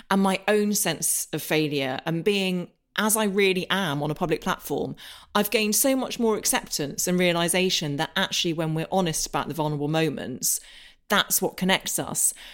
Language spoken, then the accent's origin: English; Northern Ireland, United Kingdom; And I grew up in Northern Ireland. You can't tell, don't have the accent.